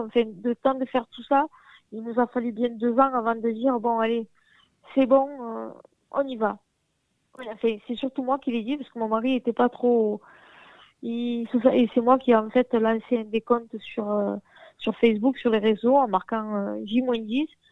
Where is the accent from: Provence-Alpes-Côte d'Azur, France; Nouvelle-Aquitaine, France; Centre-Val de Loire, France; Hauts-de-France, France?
Provence-Alpes-Côte d'Azur, France; Arles; je suis née dans un quartier populaire de la ville, donc je suis d'Arles aussi